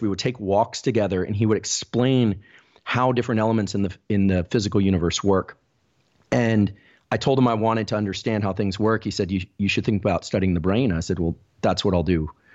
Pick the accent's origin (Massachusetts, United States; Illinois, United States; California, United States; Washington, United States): California, United States; Palo Alto; we actually grew up in Palo Alto.